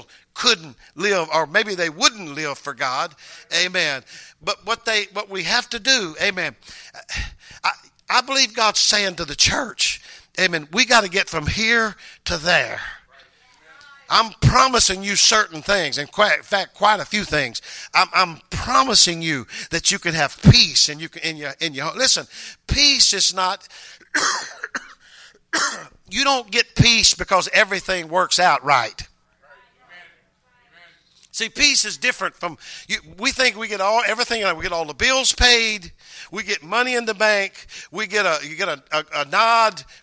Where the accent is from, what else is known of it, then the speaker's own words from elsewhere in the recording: Mississippi, United States; moved away; I came from Mississippi. I started the school in the first grade